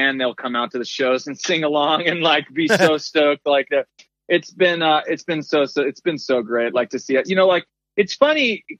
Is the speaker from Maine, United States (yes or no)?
yes; Maine, United States; town I grew up in Maine